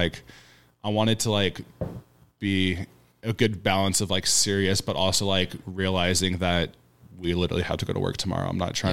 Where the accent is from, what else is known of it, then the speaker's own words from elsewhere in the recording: San Diego, California, United States; I'm from San Diego